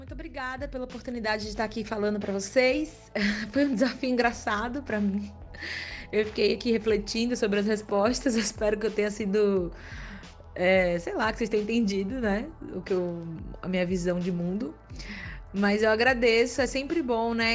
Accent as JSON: {"language": "Portuguese", "town": "Aracaju", "region": "Sergipe", "country": "Brazil", "moved": "yes", "lives_now": "São Paulo, Brazil", "said": "Aracaju, minha terra"}